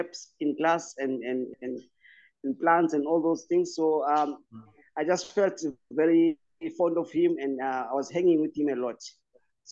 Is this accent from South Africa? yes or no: yes; KwaZulu-Natal, South Africa; now in Johannesburg, South Africa; I was born and raised in Stenga. That's in KZN, in Crowdsville.